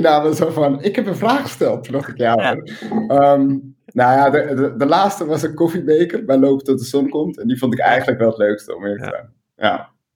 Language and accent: Dutch; Amsterdam, North Holland, Netherlands; ik ben geboren in Amsterdam en ik ben heel erg trots op Amsterdam